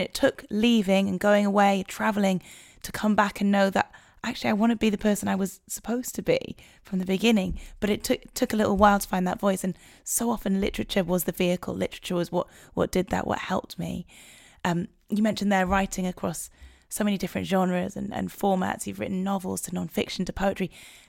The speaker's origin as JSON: {"language": "English", "town": "Newcastle upon Tyne", "region": "North East England", "country": "United Kingdom", "tie": "born or raised there", "moved": "as an adult", "said": "I grew up in Newcastle, up in the north of England, went to uni down south"}